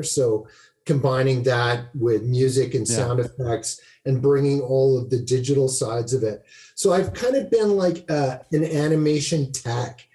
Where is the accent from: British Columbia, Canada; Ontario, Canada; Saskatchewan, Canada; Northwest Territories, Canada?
Saskatchewan, Canada; Saskatoon; also born or lived in North Carolina; I'm from Saskatoon.